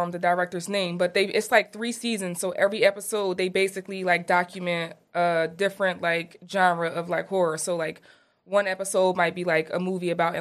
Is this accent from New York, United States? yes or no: no; Chester, Pennsylvania, United States; also born or lived in Prospect Park, Pennsylvania; I'm from Chester.